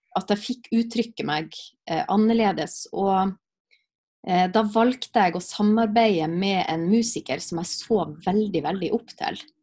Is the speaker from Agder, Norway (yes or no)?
no; Alsvåg, Nordland, Norway; moved away; Når jeg bodde hjemme i Alsvåg